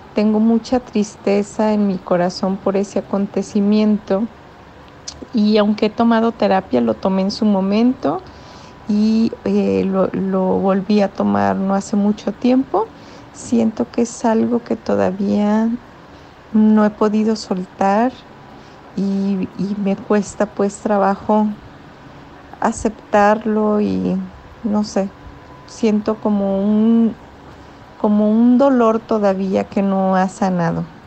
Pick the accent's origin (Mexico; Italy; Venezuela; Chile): Mexico; soy de México